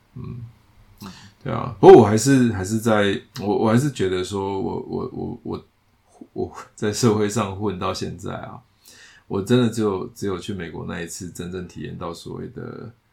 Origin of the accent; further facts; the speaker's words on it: Taiwan; 他是美国人，我是台湾人